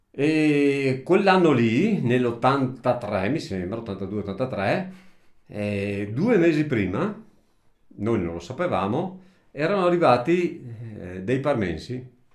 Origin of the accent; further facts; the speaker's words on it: Italy; moved away as an adult; nato qua in questa casa qua dove ci troviamo adesso, vissuto fino a circa 30 anni qua, poi sono stato assente circa una ventina d'anni e poi sono ritornato alla mia abitazione familiare, al mio paese